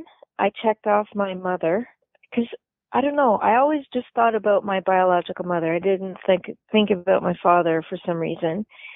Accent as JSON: {"language": "English", "region": "New Brunswick", "country": "Canada", "tie": "born there", "said": "I was just lucky that I was born in New Brunswick, because they were an open province"}